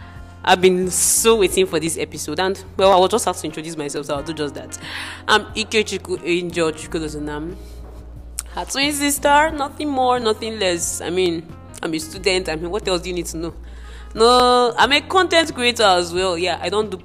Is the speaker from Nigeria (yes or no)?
yes; Port Harcourt, Rivers State, Nigeria; moved away; also born or lived in Abia; we grew up in Port Harcourt, always going to church